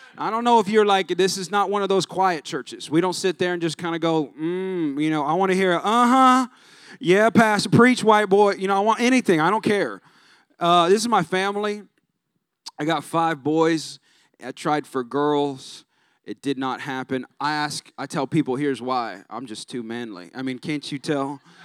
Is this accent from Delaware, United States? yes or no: no; California, United States; now in San Antonio, United States; I'm not even from here. I'm from California